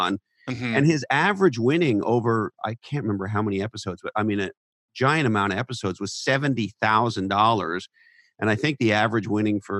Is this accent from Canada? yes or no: yes; Canada; accent: Canadian; now in San Francisco Bay Area, United States; I'm originally from Canada, but of course, my ancestry is Scottish.